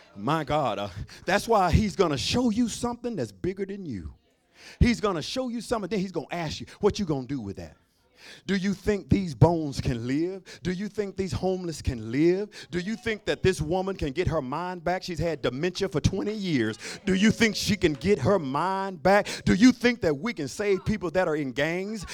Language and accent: English; Alabama, United States; I'm from Alabama